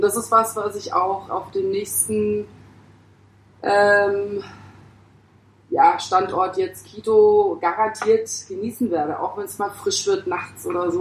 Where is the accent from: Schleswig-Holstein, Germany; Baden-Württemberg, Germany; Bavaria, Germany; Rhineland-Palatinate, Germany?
Baden-Württemberg, Germany; Pforzheim; moved away as an adult; also born or lived in Hamburg; now in Mumbai, India; meiner Geburtsstadt Pforzheim